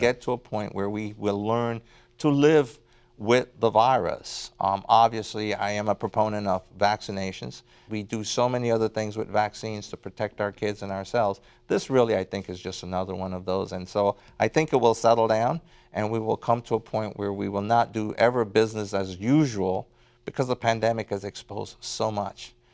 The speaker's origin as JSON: {"language": "English", "town": "Port Antonio", "region": "Portland", "country": "Jamaica", "tie": "born or raised there", "also_born_or_lived": "Kingston, Jamaica", "moved": "yes", "lives_now": "United States", "said": "born in, um, Kingston, um, but spent most of my time in, uh, Port Antonio"}